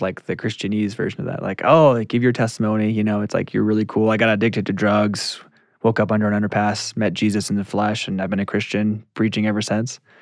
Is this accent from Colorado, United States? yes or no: yes; Colorado Springs, Colorado, United States; also born or lived in Duarte, California; Colorado Springs